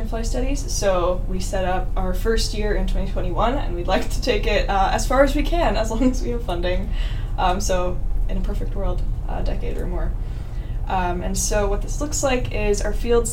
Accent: Denver, Colorado, United States; moved away as an adult; also born or lived in Ohio; I'm originally from Denver, Colorado

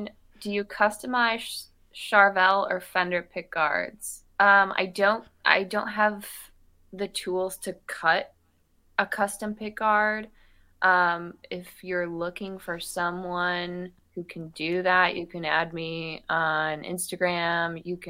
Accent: Pinckney, Michigan, United States; accent: Midwestern; also born or lived in Philadelphia, Pennsylvania; I'm from Pinckney, Michigan. I moved there when I was 2 and grew up, and Brighton is literally right next to Pinckney, and Pinckney is like the smallest town ever.

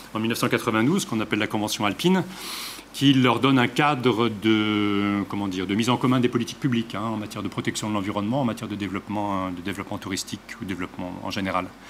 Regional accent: Geneva, Switzerland; d'où je viens, c'est-à-dire de Genève et de la région alpine

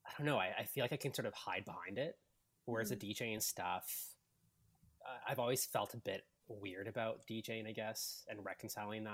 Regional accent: Vancouver, British Columbia, Canada; moved away as an adult; now in Toronto, Canada; I was born and raised in Vancouver, actually. So I'm a West Coast guy

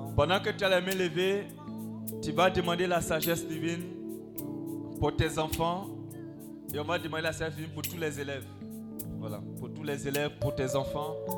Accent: Bobo-Dioulasso, Hauts-Bassins, Burkina Faso; chez nous à Bobo là-bas

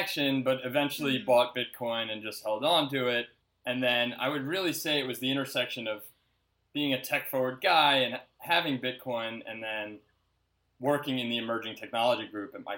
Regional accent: New Jersey, United States; now in New York City, United States; I'm originally from New Jersey.

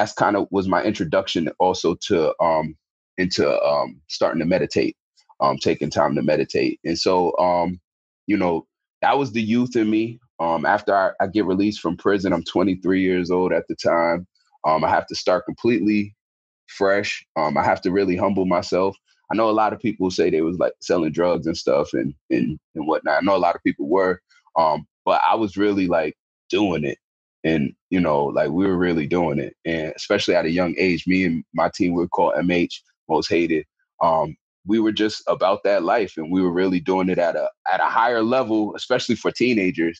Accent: Albany, New York, United States; also born or lived in Bronx, New York / Schenectady, New York; I'm originally from the Bronx. My father passed away when I was 9. I moved upstate New York to Albany.

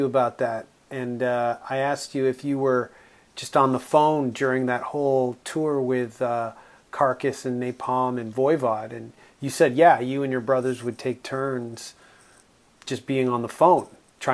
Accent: Toronto, Ontario, Canada; I'm from Toronto

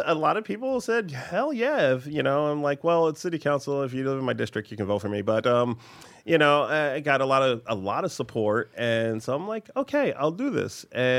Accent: Oahu, Hawaii, United States; now in New York, United States; I was raised in Hawaii.

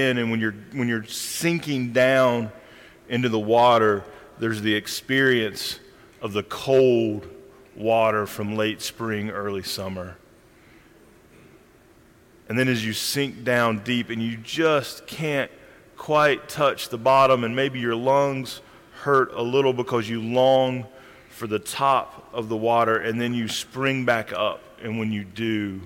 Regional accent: Randolph County, North Carolina, United States; I grew up in Randolph County, North Carolina

